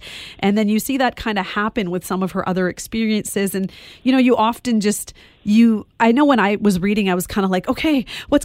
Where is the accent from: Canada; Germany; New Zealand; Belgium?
Canada; West Coast; I grew up on the West Coast